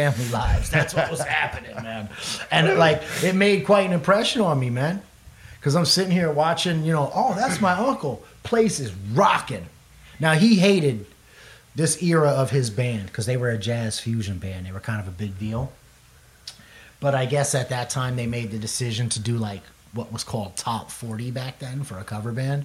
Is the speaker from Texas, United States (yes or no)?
no; Sea Bright, New Jersey, United States; I'm from Seabright, New Jersey originally. I grew up in that town